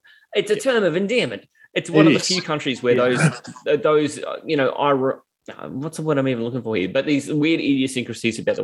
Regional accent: Australia

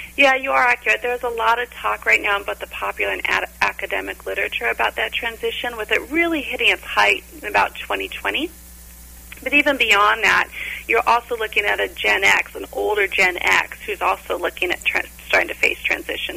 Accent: Orange County, California, United States; I was born and raised in Orange County, California

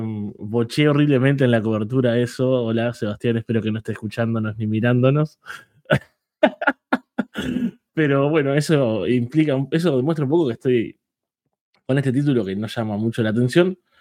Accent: Uruguay; soy uruguayo

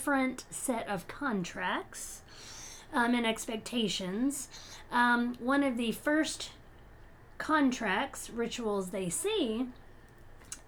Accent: United States; I'm being a American

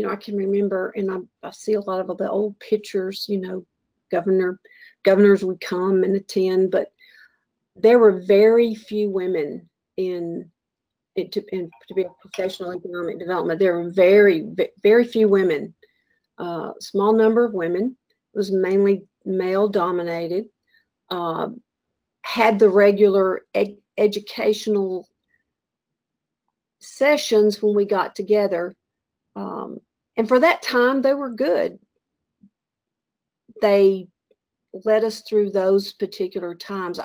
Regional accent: Texas, United States; moved away as an adult; also born or lived in Atlanta; I'm a Texan

